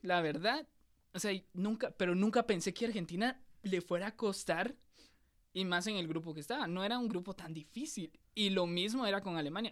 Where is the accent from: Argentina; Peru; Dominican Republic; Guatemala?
Guatemala; nosotros somos de Guatemala, lo estamos grabando en Guatemala.